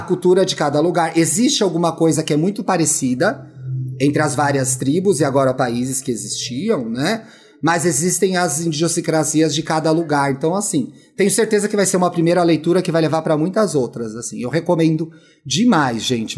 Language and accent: Portuguese; Brazil; a gente, enquanto brasileiro